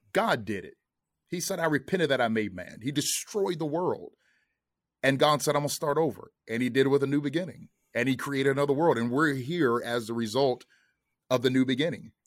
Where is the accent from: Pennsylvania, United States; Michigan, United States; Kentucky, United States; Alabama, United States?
Kentucky, United States; moved away as an adult; now in Atlanta, United States; we're both originally from Kentucky.